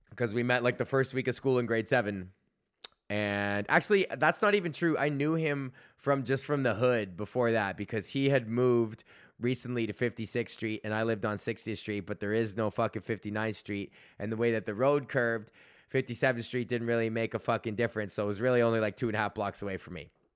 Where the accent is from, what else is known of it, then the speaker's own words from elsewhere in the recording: Canada; being Canadian